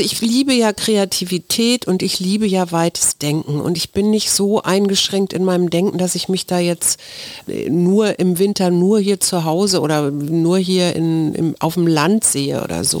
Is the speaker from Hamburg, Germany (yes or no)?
yes; Hamburg, Germany; now in Berlin, Germany; Hamburg, was ja meine Heimatstadt ist